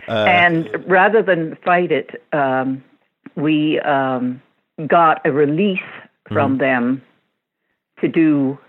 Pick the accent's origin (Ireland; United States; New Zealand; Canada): Canada; One of the great advantages of being Canadian is that you actually got television experience.